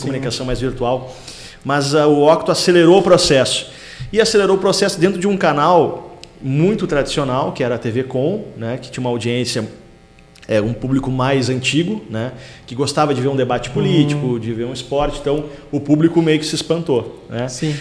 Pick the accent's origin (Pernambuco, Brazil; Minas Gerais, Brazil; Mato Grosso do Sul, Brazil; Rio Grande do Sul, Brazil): Rio Grande do Sul, Brazil; Taquara; moved away as an adult; also born or lived in Porto Alegre; nasci em Itaquara, me criei lá, estudei né, no Colégio Santa Terezinha